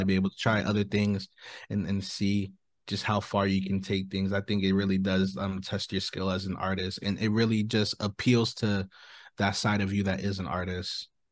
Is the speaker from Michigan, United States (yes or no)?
no; Orange County, California, United States; I'm an artist from Orange County, California